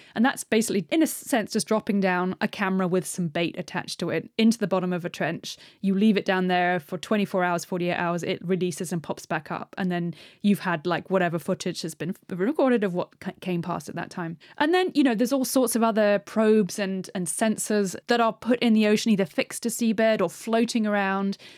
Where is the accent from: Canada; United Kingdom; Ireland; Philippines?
United Kingdom; being British